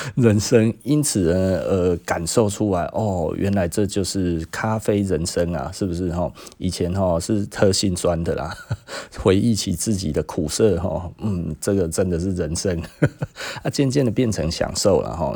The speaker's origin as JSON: {"language": "Chinese", "country": "Taiwan", "said": "我们台湾人"}